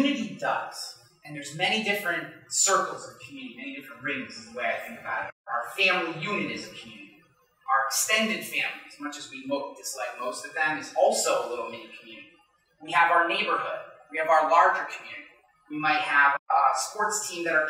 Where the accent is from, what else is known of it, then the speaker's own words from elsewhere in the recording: Rensselaer County, New York, United States; also born or lived in Rochester, New York; I grew up way out in Rensselaer County